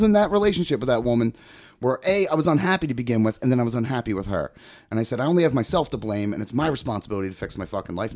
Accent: outside of Philly, Pennsylvania, United States; behind the shopping center where I grew up and outside of Philly

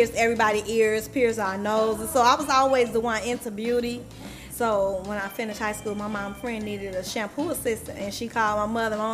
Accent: Chicago, Illinois, United States; I grew up in the Dearborn Homes, 29th Estate.

